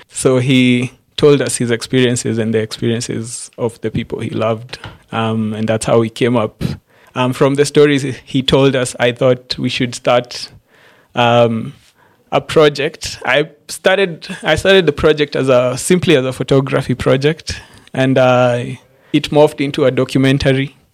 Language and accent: English; Embu, Embu County, Kenya; moved away as an adult; now in Nairobi, Kenya; I grew up, I was born and raised in Embu, Embu County